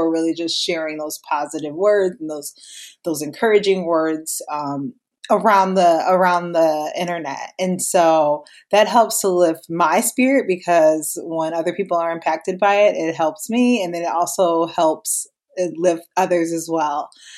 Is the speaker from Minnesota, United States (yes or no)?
yes; Minnesota, United States; I am from Minnesota, where I'm married to my husband and we have two kids here.